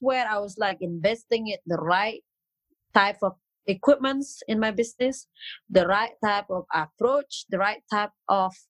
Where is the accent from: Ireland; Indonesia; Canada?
Indonesia; Bali; English is a second language; also born or lived in Dubai; I'm 100% local. I'm from Bali